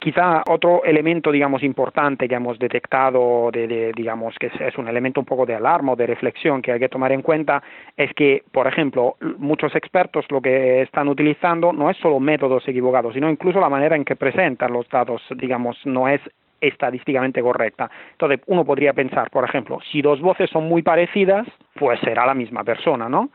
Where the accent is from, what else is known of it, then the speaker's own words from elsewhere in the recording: Italy; moved away as an adult; now in Barcelona, Spain; yo soy italiano, llevo un tiempo viviendo en Barcelona